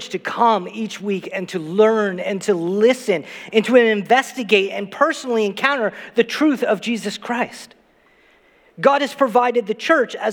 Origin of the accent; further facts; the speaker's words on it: Saint John, New Brunswick, Canada; where I grew up in St. John, New Brunswick, I never left my street until I was 16 years old